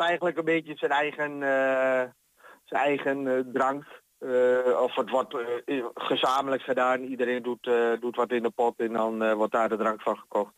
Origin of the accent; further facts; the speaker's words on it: Almelo, Overijssel, Netherlands; now in Hengelo, Netherlands; ik ben 62, eh, geboren in Almelo. En eh, we wonen er vanaf mijn 28ste in Hengelo